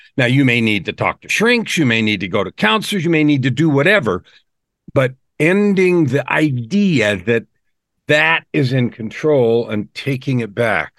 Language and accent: English; San Francisco, California, United States; also born or lived in Phoenix, Arizona; now in Edmonton, Canada; I was born in San Francisco